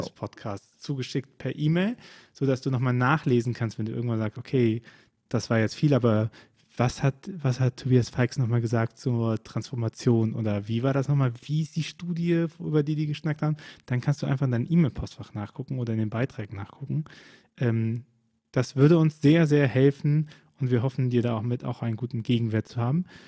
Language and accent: German; Rhineland, Germany; ich als Rheinländer